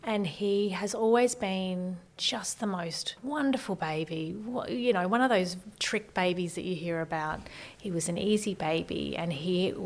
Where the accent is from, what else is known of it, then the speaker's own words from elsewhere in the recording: Brisbane, Queensland, Australia; also born or lived in Maryborough, Queensland; So I was born in Maryborough, which is a little town in Queensland. I wasn't there for long, grew up in Brisbane